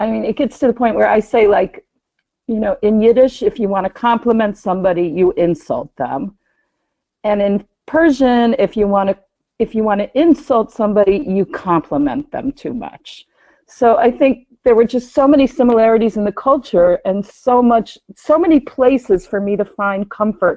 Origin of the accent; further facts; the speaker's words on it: United States; also born or lived in Iran; I am Jewish and I'm an American Jew.